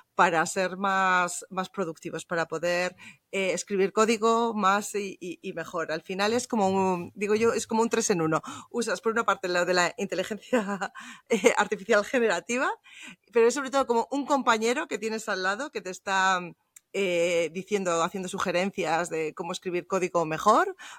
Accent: Bilbao, Basque Country, Spain; now in Munich, Germany; originariamente soy española, soy de Bilbao. Lo que pasa es que ahora vivo en, en Múnich, en Alemania, ya desde hace muchos años

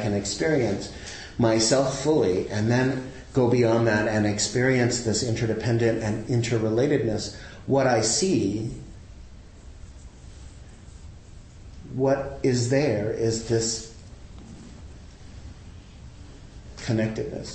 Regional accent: the South, United States; I grew up in the South in a really conservative family

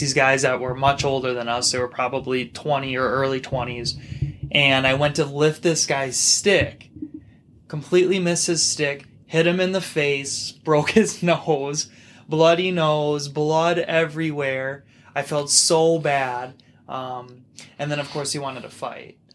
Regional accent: Minnesota, United States; I'm from Minnesota. I was raised in Minnesota, same with you

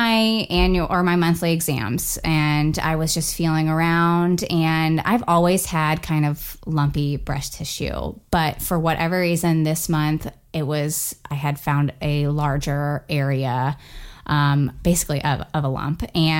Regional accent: Florida, United States; moved away as an adult; now in Indiana, United States; I am originally from Florida. My husband and I moved here almost 2 years ago in December.

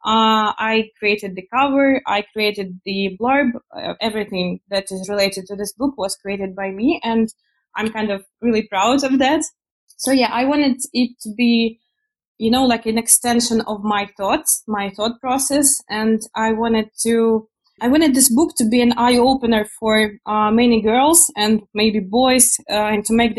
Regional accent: Ukraine; also born or lived in Poland; I am originally from Ukraine.

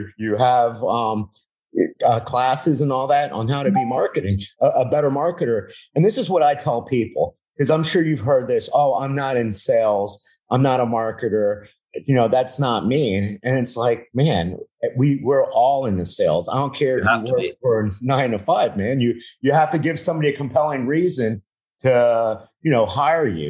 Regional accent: Miami, Florida, United States; I'm from Miami, so I must have been like, you know, Mr. 305, Mr. Miami Vice.

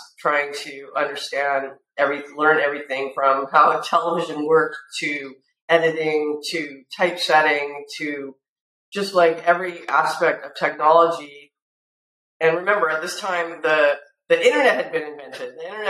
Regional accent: California, United States; that I had a film background, I came from California

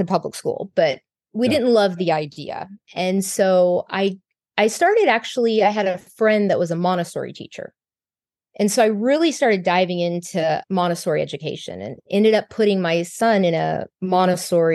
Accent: Texas, United States; I'm from Texas. I was born and raised here

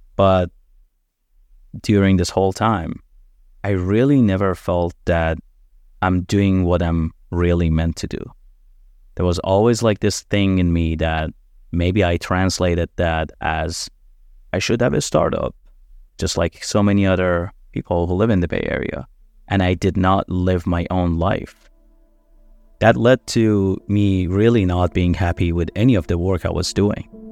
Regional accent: Iran; moved away; born and raised in Iran.

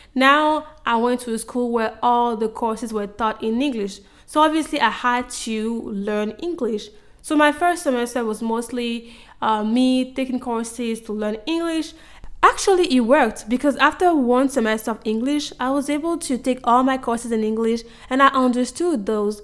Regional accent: Côte d’Ivoire; moved away as an adult; now in United States; growing up in Ivory Coast.

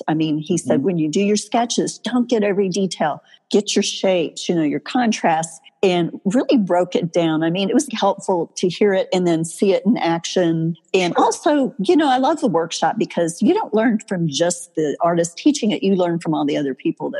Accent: Chicago, Illinois, United States; moved away as an adult; now in Texas, United States; I really had wanted to move somewhere warm because growing up in the Chicago area, I knew early on I wasn't going to stay there. I couldn't stand the winter.

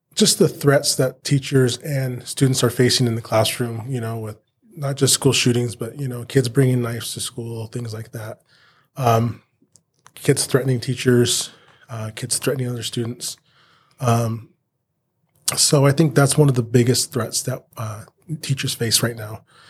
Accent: Banning, California, United States; I was born and raised in Banning, born at the Pass Hospital down here. Um, spent all my life here

